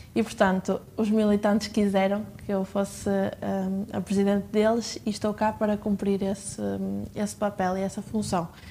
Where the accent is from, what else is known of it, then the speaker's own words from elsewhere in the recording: Penafiel, Porto District, Portugal; a minha cidade natal eh, e, e tenho, tenho muito orgulho em ser de, de Penafiel